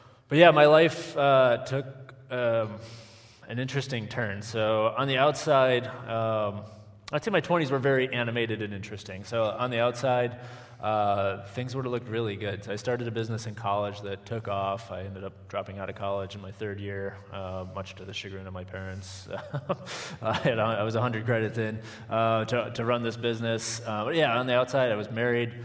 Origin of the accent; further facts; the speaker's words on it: western Wisconsin, United States; I grew up on a farm in western Wisconsin